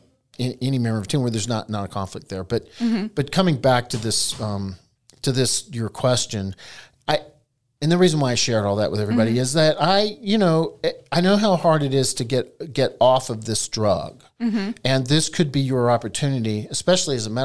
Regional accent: Eastern North Carolina, United States; I was raised in Eastern North Carolina, where both my grandparents had tobacco farms

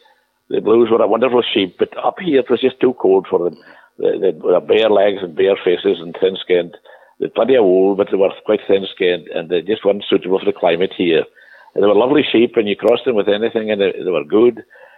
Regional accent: United Kingdom; and I was from Britain

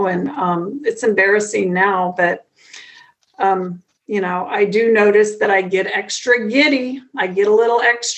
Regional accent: Midwest, United States; I'm from the Midwest here in the United States

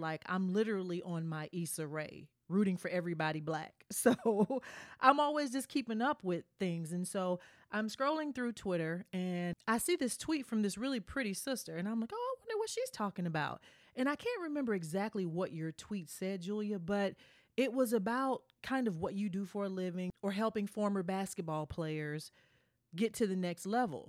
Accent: Tennessee, United States; moved away; also born or lived in New York; being a Southern girl, I'm from Tennessee

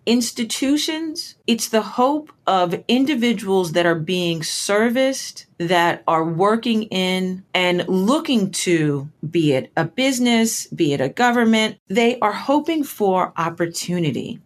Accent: Huntsville, Alabama, United States; moved away; I spent a good portion of my formative years growing up in Huntsville, Alabama

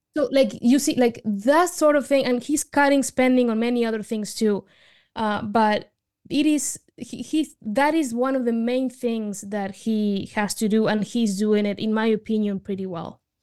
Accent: Argentina; now in United States; I immigrated to the United States from Argentina

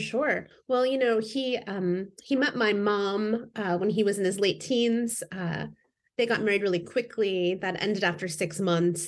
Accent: Indiana, United States; moved away as an adult; now in Seattle, United States; I've been here about twenty years, but I grew up in Indiana

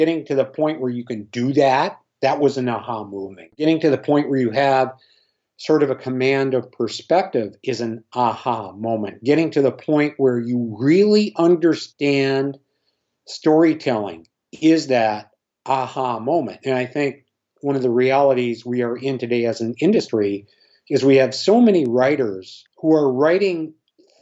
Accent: Minnesota, United States; growing up in Minnesota, I had a Harmon Killebrew poster

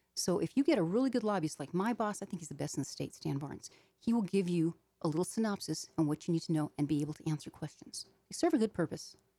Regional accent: Arizona, United States; I am from Arizona. I live in Phoenix, Arizona

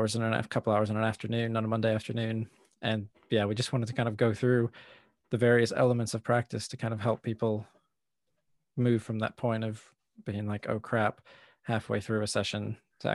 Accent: United States; I'm American. I grew up with American TV.

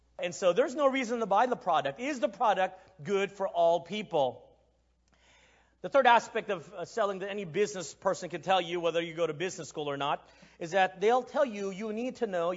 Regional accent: Texas, United States; moved away as an adult; also born or lived in Philippines; now in Asia; I am ethnically Chinese, but I was born in the Philippines and I grew up in Texas

